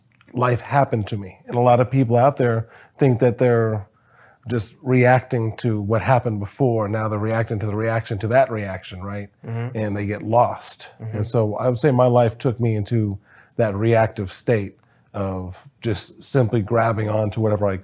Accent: Springfield, Ohio, United States; born there; also born or lived in Wisconsin / Texas; I was born in Springfield, Ohio, moved to Wisconsin, Texas, Ohio, just kind of all over the place.

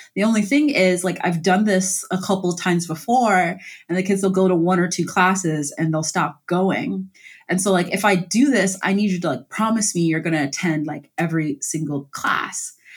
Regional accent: Columbus, Ohio, United States; I grew up in Columbus, Ohio, in like uh, the Mount Vernon Long Street area

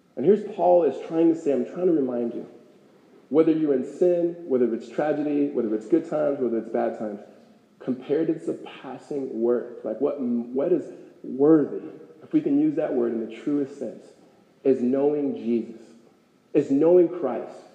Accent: Los Angeles, California, United States; moved away as an adult; now in Phoenix, United States; I grew up in California

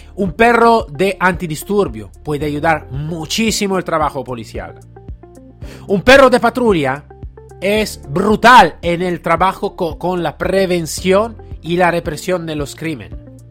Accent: Italy; Spanish is a second language; yo estaba como italiano

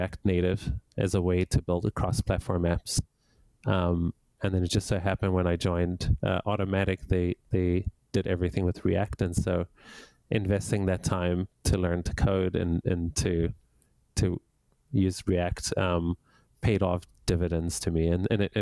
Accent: Johannesburg, Gauteng, South Africa; now in Canada; I grew up in Johannesburg, South Africa, and I moved to Canada over 20 years ago

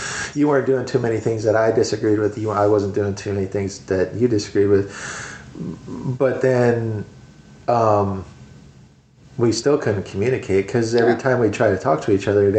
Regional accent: Minnesota, United States; now in Missouri, United States; I wanted to go back to the Midwest because I'm from Minnesota, but I didn't want to go back to the winters.

